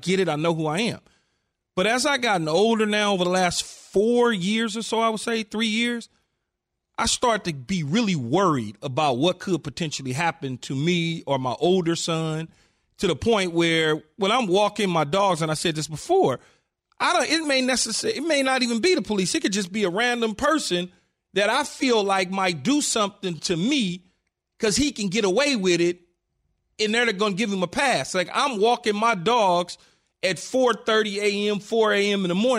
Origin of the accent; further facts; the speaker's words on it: Los Angeles, California, United States; growing up in South Central Los Angeles